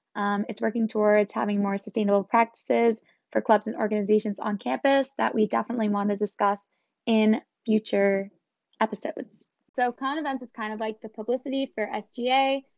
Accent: North Reading, Massachusetts, United States; I'm from North Reading, Massachusetts, which is pretty close to Boston

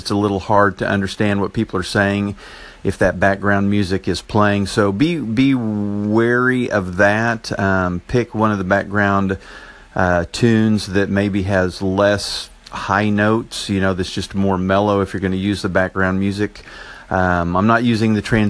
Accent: Enid, Oklahoma, United States; accent: Oklahoma; from Enid, Oklahoma. I'm not sure if I have that Oklahoma accent

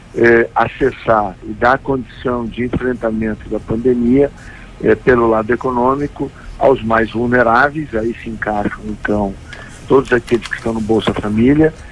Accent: Rio Grande do Sul, Brazil; Eu, como gaúcho

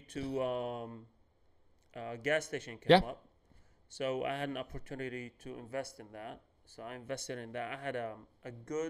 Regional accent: Lexington, Kentucky, United States; I grew up here in Lexington. We moved here in 2007

